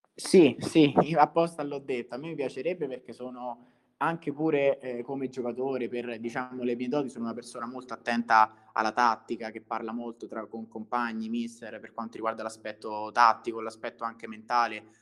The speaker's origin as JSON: {"language": "Italian", "town": "Viterbo", "region": "Lazio", "country": "Italy", "said": "sono di Viterbo"}